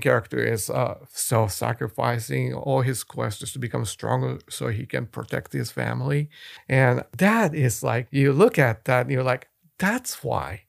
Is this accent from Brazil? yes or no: no; Japan; moved away; I was born and raised in Japan. I speak the language.